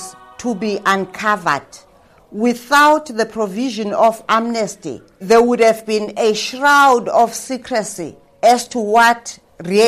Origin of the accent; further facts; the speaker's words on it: Soweto, Gauteng, South Africa; I grew up in Soweto